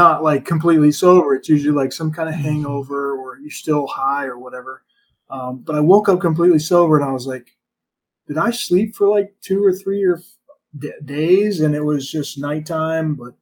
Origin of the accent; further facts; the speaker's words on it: United States; growing up in America